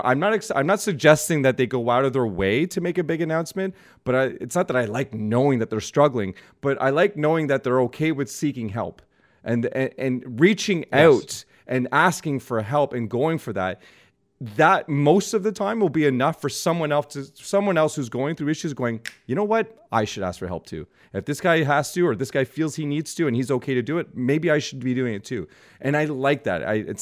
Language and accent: English; Canada; growing up in Canada and seeing it all around me in terms of what that culture felt like.